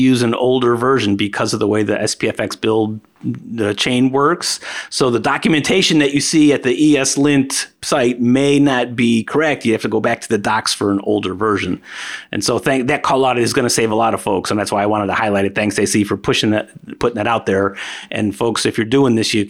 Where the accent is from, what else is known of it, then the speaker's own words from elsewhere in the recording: United States; accent: American; my American accent